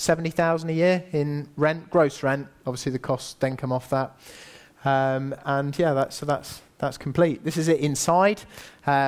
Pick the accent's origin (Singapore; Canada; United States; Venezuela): Singapore; also born or lived in Asia; now in United Kingdom; I grew up in Asia. You know, I was born in Singapore